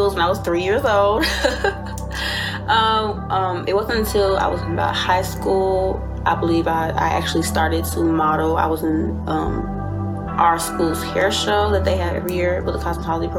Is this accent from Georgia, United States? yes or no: yes; Riverdale, Georgia, United States; I'm from Riverdale, Georgia